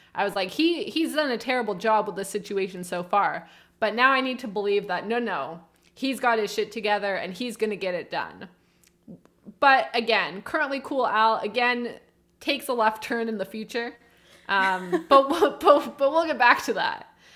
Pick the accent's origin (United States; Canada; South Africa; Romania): Canada; As a Canadian